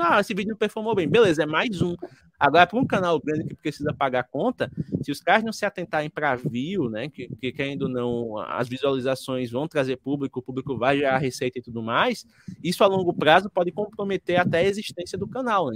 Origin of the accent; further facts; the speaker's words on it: Alagoas, Brazil; eu sou de Alagoas, né? Sou do Nordeste